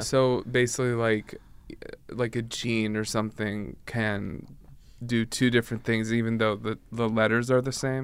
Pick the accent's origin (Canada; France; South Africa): Canada; I'm from Canada